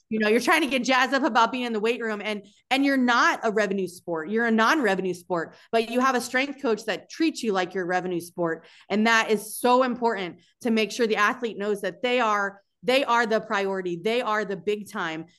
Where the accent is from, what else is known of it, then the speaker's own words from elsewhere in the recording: South Florida, United States; moved away as an adult; also born or lived in Madison, Wisconsin; growing up in South Florida